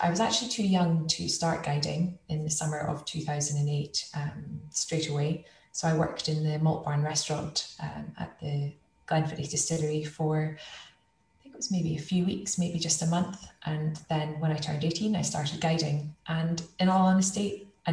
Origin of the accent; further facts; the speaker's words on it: Elgin, Scotland, United Kingdom; I grew up just outside Elgin, so in the Speyside region, Murray Speyside